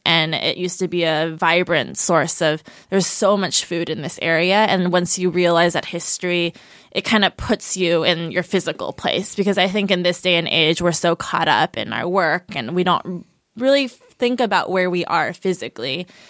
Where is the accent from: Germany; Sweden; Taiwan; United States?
Taiwan; Taitung County; I'm from Jialulan, which is a tribe in Taidong, and I went there and like hung out in that little village and asked people if they knew of my ancestors